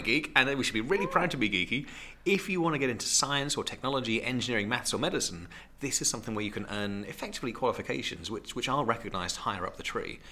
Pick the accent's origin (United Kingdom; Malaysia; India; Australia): United Kingdom; Great Yarmouth, East of England; I'm Norfolk, born and bred. I was born and raised in Great Yarmouth, which I'm very proud